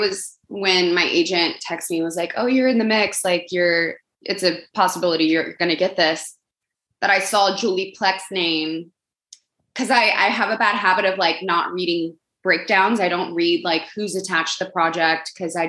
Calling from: Los Angeles, California, United States; Los Angeles.

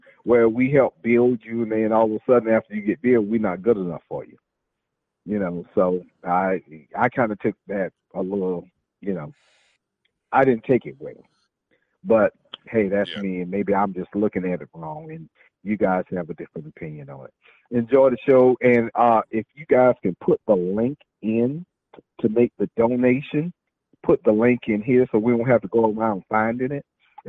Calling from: Jacksonville, Florida, United States; from Jacksonville.

